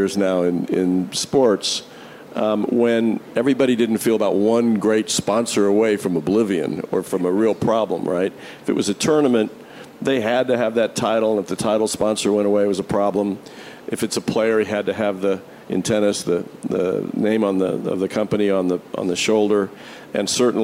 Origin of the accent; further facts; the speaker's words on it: Indianapolis, Indiana, United States; the Indianapolis 500-mile race at the Speedway in my hometown